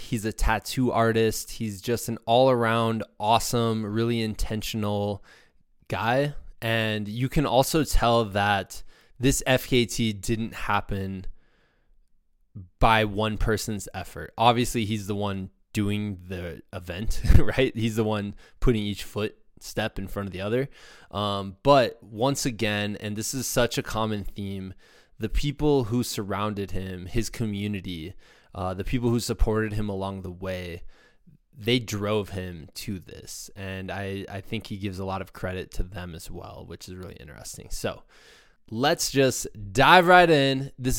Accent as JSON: {"language": "English", "town": "Muscatine", "region": "Iowa", "country": "United States", "tie": "born or raised there", "said": "he's going to start in the beautiful Mecca of Muscatine, which is my hometown, right on the Mississippi River."}